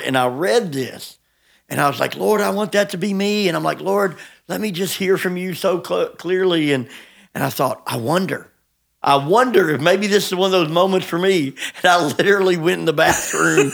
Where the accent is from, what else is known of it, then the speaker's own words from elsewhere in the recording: United States; as American Christians